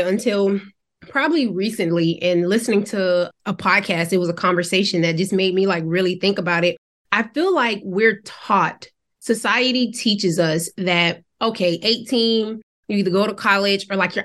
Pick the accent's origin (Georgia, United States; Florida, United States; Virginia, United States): Georgia, United States; Savannah; moved away as an adult; also born or lived in Nashville, Tennessee; I'm from Georgia, Savannah, Georgia.